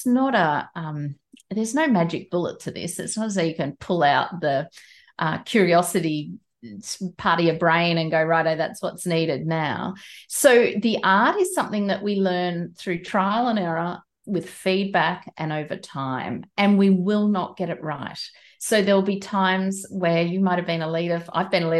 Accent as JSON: {"language": "English", "country": "Australia", "said": "I'm Australian, I'm not a New Zealander."}